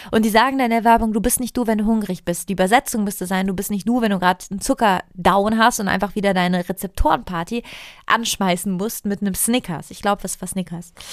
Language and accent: German; Italy; Ich komme aus Italien. Wenn wir nicht essen, reden wir über Essen. Also meine, ich bin so aufgewachsen in meiner Familie.